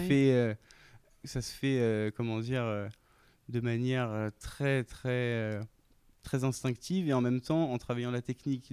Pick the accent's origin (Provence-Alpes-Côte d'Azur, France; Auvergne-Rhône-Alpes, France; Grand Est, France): Grand Est, France; Reims; celle de Reims, euh, là où j'ai grandi